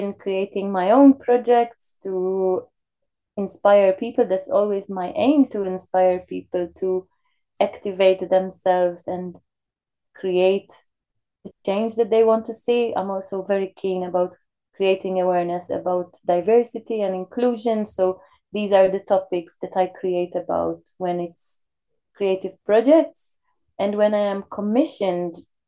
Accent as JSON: {"language": "English", "country": "Malta", "moved": "yes", "lives_now": "Switzerland", "said": "I am originally from Malta."}